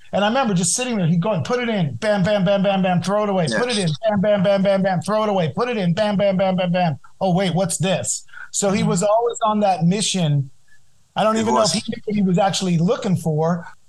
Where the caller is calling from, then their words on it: Los Angeles, California, United States; I am in Los Angeles, California, in Studio City, my little Man trap.